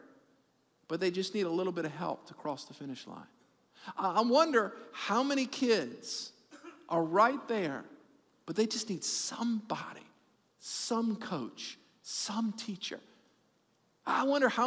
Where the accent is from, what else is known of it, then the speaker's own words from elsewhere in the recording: New Orleans, Louisiana, United States; we're from New Orleans